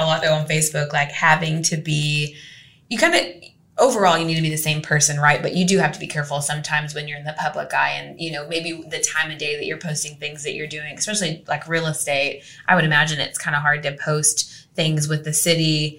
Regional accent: Mansfield, Texas, United States; Used to, I'd say Mansfield

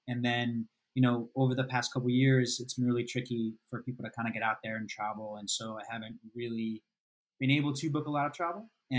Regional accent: New Jersey, United States; Originally, I'm from New Jersey.

